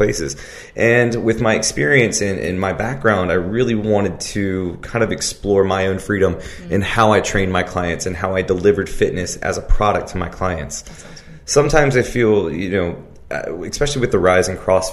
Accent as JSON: {"language": "English", "town": "Richmond", "region": "Virginia", "country": "United States", "said": "I'm from Richmond, Virginia, and I've been in Richmond for the majority of my life, probably close to about 30 years"}